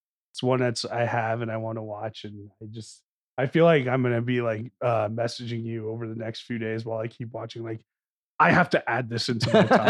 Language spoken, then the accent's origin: English; New Jersey, United States; growing up in North Jersey.